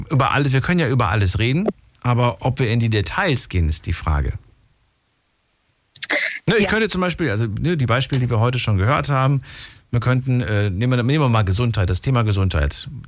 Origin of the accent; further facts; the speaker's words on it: Pirmasens, Rhineland-Palatinate, Germany; ich bin aus Pirmasens.